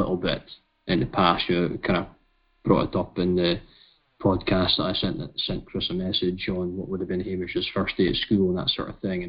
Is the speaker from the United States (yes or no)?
no; United Kingdom; we are British